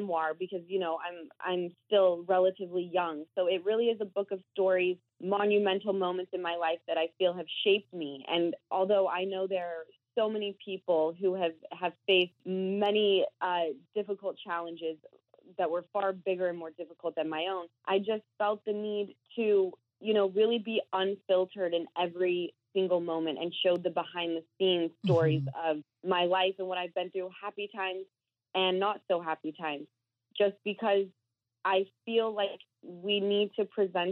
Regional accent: Utah, United States; moved away; I had 2 friends that were working at Sir who I grew up with in Utah

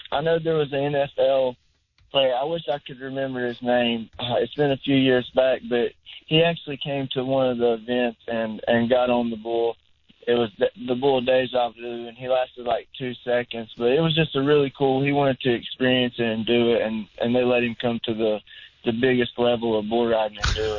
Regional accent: North Carolina, United States; I grew up in North Carolina pretty much ever since I graduated high school, and there was a lot of bull riders at that point in time.

